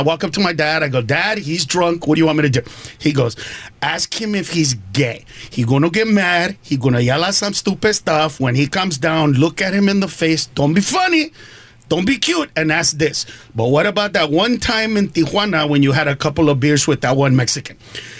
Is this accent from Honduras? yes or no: yes; Honduras; Yeah, I grew up in Honduras for part of the time. So when I was in my mid-20s, I came home and I talked to my dad about gay.